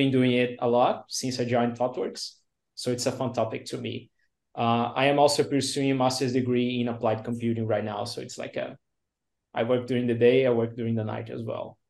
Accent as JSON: {"language": "English", "region": "Rio de Janeiro", "country": "Brazil", "moved": "yes", "lives_now": "Santa Catarina, Brazil", "said": "Pronouns are he and him. I'm from Brazil. So I was born in Rio, but I live in Santa Catarina State."}